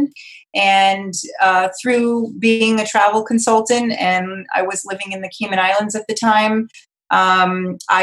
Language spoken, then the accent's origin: English; Cape Cod, Massachusetts, United States; I'm originally from Cape Cod, Massachusetts, so I was born and raised on the ocean